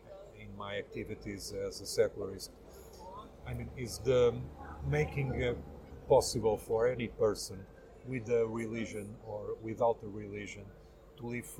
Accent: Lisbon, Portugal; I'm 48 years old. I'm from Lisbon. I'm a secularist, most of all. Albeit, I'm also an atheist. I have no religion whatsoever.

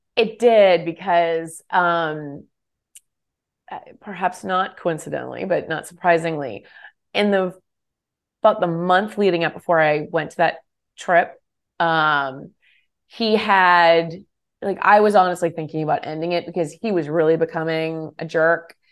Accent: California, United States; moved away as an adult; also born or lived in Texas; I'm a Californian.

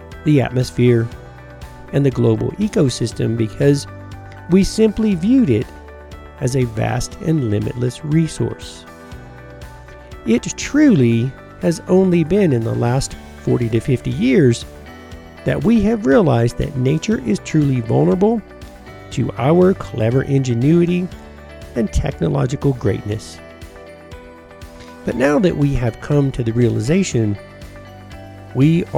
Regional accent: United States; also born or lived in Tennessee / Georgia / Colorado; I grew up in Tennessee and Georgia

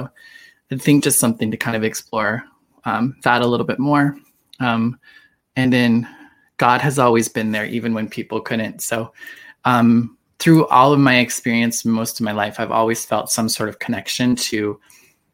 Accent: Idaho, United States; growing up in Idaho

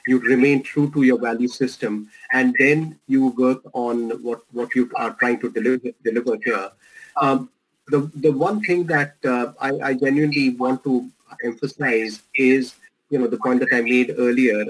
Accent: India; accent: Indian; moved away; my Indian accent

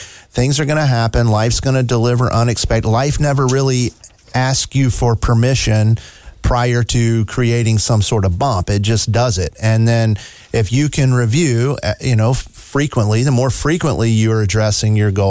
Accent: New York, United States; I'm from New York.

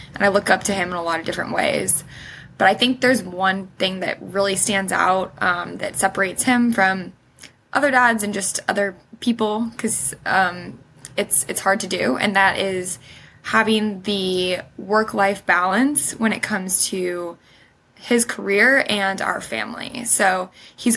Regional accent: Huntington Beach, California, United States; born or raised there; also born or lived in Sydney; now in Los Angeles, United States

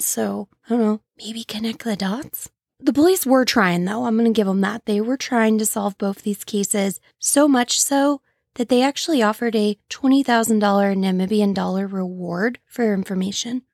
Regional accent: St. Louis area, Illinois side, United States; I'm from the Saint Louis area, but on the Illinois side

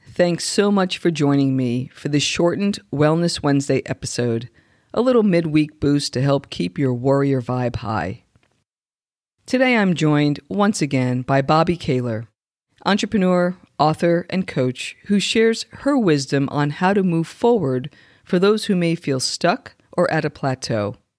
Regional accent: a mile outside the Lincoln Tunnel, New Jersey, United States; I grew up a mile outside the Lincoln Tunnel

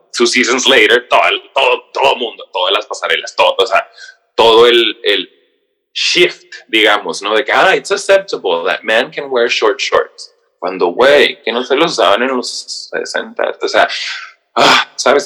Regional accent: Mexicali, Baja California, Mexico; moved away as an adult; also born or lived in San Diego; now in New York, United States; soy de Mexicali, Baja California, pero tengo 10 años viviendo

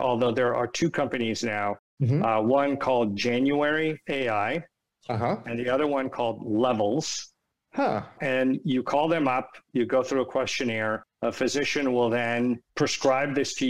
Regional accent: San Francisco, California, United States; moved away; also born or lived in East Coast, United States; I was born and raised in San Francisco. Half my life was out there and half my life is here. So I'm a child of both coasts.

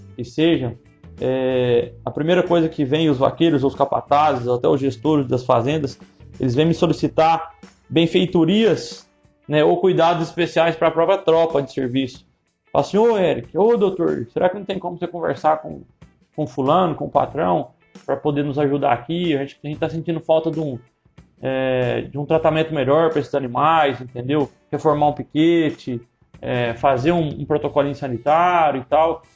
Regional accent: Minas Gerais, Brazil; moved away as an adult; now in Mato Grosso, Brazil; Eu sou mineiro

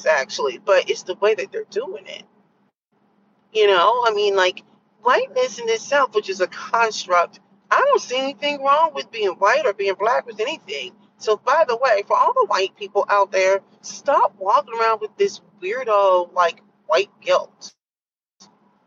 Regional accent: United States; I grew up in the United States

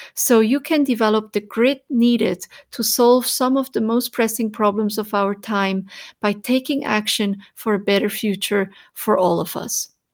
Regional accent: Switzerland; as a child when Growing up in Switzerland

